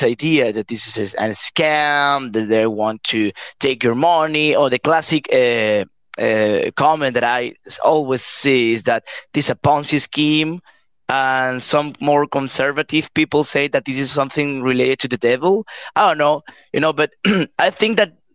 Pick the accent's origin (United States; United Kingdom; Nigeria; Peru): Peru; I'm from Peru